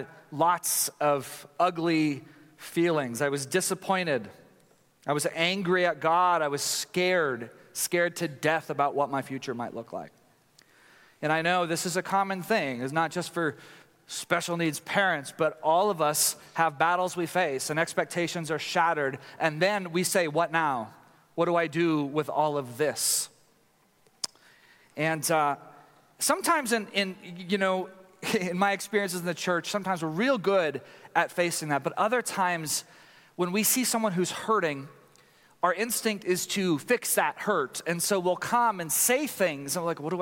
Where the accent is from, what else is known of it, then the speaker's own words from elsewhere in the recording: Tyler, Texas, United States; I grew up in Tyler, Texas, a place that has less than 250,000 people but has 500 churches